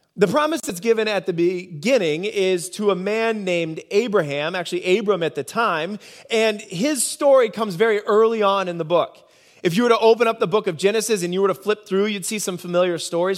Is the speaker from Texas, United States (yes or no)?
no; Nebraska, United States; moved away; I grew up in Nebraska.